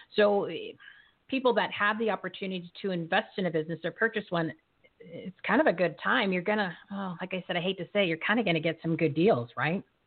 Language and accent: English; New Jersey, United States; I'm from New Jersey